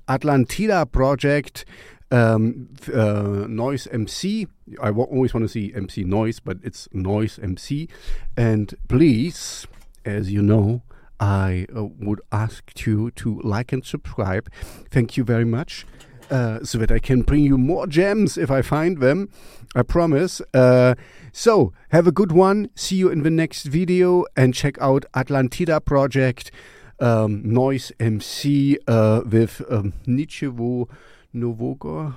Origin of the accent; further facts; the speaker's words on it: East Germany, Germany; I grew up in East Germany